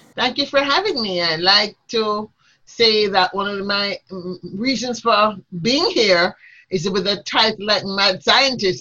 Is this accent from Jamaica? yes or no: yes; Jamaica; I grew up in a time in Jamaica when there was a lot of social change.